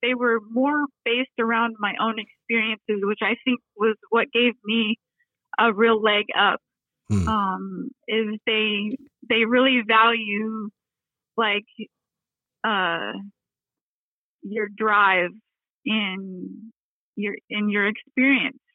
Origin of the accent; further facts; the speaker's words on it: Texas, United States; now in Detroit, United States; I'm from Texas